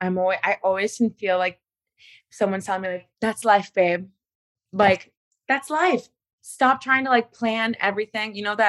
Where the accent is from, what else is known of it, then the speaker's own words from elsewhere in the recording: Miami, Florida, United States; But you know, I'm an East Coast girl. I'm from Miami.